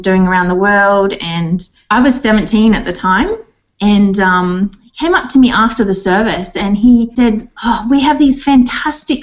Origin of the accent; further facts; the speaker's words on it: Orange, New South Wales, Australia; also born or lived in Bathurst, New South Wales / Wellington, New South Wales; I grew up in Orange. I was born in Bathurst and mm-hmm. was raised between Bathurst and then Orange